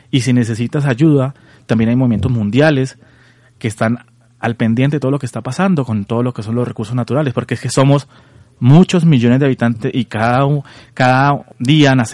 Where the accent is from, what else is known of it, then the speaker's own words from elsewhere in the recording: Colombia; Soy colombiano, igual que tú. Viví un tiempo en el exterior. Y bueno, ahora en esta hermosa tierra